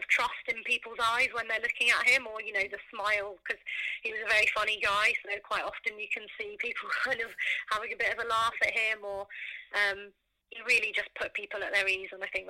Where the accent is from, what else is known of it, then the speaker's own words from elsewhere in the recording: Norfolk, East of England, United Kingdom; growing up in Norfolk.